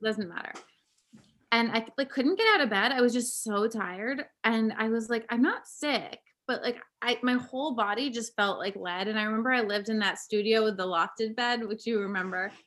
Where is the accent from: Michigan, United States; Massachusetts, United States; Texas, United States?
Massachusetts, United States; Cape Cod; now in Brooklyn, United States; I grew up on Cape Cod in Massachusetts